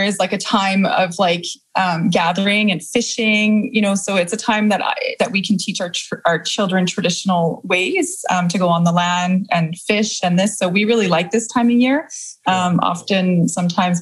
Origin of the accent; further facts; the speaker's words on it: Victoria, British Columbia, Canada; also born or lived in Quebec City; now in Kamloops, Canada; I'm originally from Victoria. So I grew up in Victoria and a bit in Quebec City.